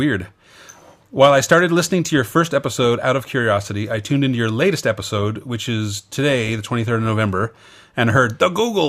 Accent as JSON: {"language": "English", "country": "Philippines", "second_language": "English", "moved": "as an adult", "lives_now": "Singapore", "said": "from the Philippines. I've been working based in Singapore."}